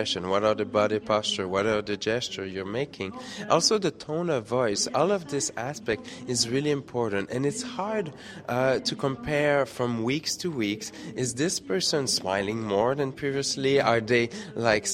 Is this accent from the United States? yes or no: no; Quebec City, Quebec, Canada; moved away; originally from Quebec City